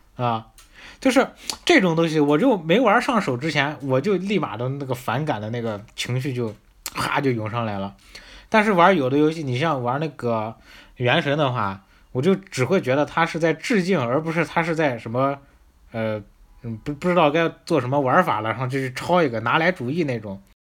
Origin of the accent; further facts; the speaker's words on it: northern China, China; accent: northern; 咱们这北方口音